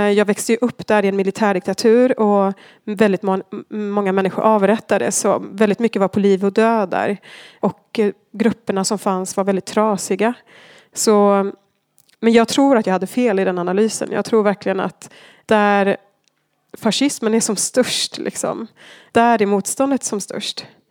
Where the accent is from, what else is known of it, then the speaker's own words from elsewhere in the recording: Argentina; moved away as an adult; now in Sweden; Jag växte upp i Argentina